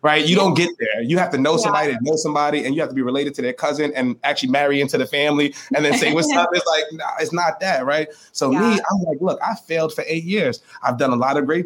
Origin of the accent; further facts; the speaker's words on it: New York City, New York, United States; I was straight from the Bronx